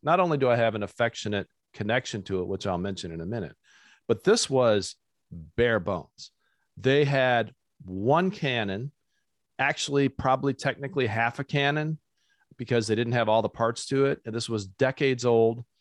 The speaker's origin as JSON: {"language": "English", "town": "Fremont", "region": "Ohio", "country": "United States", "tie": "born or raised there", "said": "I grew up in Ohio"}